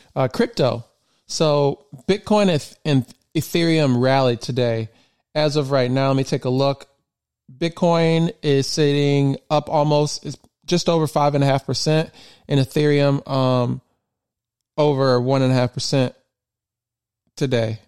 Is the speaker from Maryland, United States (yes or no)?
no; Michigan, United States; born and raised in Michigan.